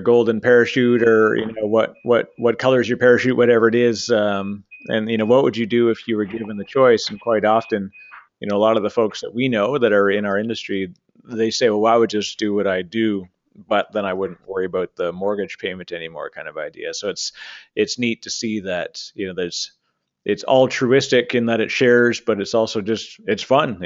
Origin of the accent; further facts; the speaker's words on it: Canada; I'm a Canadian